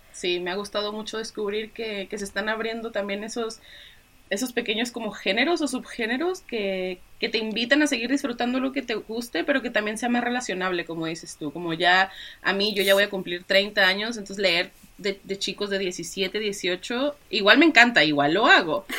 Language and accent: Spanish; Mexico; moved away as an adult; now in Santiago, Chile; yo soy mexicana